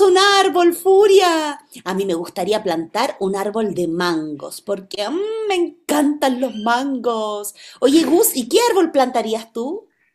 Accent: Chile; quienes somos de Chile

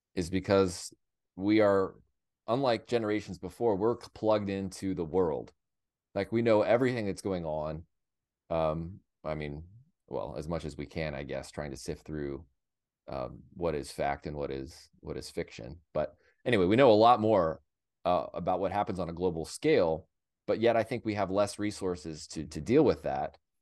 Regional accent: United States; as an American

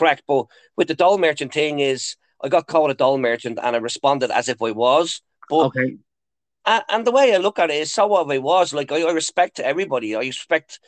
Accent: Dublin, Leinster, Ireland; moved away as an adult; now in Lucan, Ireland; Originally, I'm from Ballyferma. Growing up in Ballyferma, it was very tough back in the day.

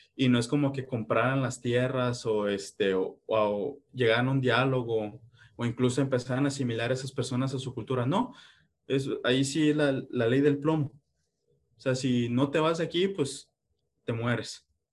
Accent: Mexico

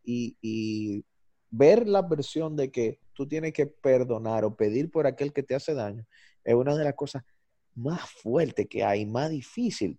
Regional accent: Dominican Republic; aquí en República Dominicana

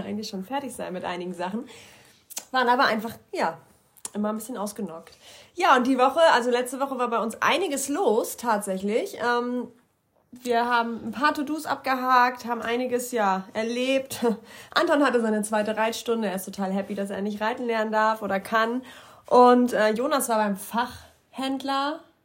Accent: Germany; hier bei uns in Deutschland

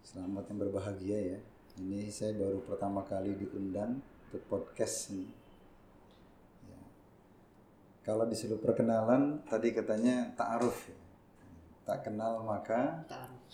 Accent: Jakarta, Indonesia; moved away as an adult; now in Tegal, Indonesia; Saya lahir dan besar di Jakarta. Jadi walaupun sekarang tinggal di Tegal, ya ini masih belajar bahasa Jawa ini

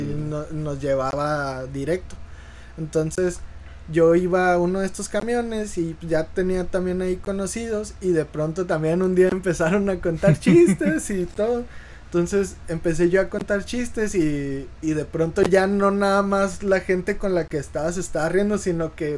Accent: Las Varas, Chihuahua, Mexico; now in Ciudad Juárez, Mexico; yo soy de un pueblito cerca de, de Saucillo que se llama Las Varas

